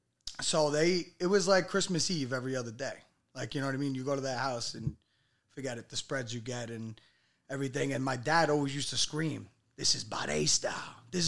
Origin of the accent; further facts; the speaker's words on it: New York City, New York, United States; I'm from Staten Island. My father is, his parents were from Moldy Body. So, but my father is a Brooklyn guy, you know what I mean? And I was born in Staten Island, but my blood is Italian.